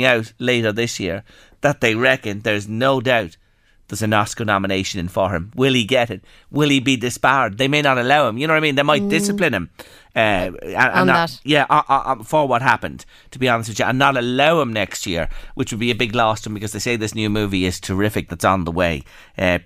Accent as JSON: {"language": "English", "country": "Ireland", "said": "us as Irish people"}